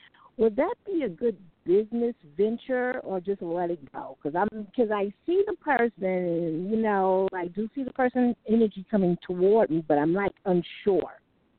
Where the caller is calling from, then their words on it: New York City, New York, United States; I'm calling from New York City.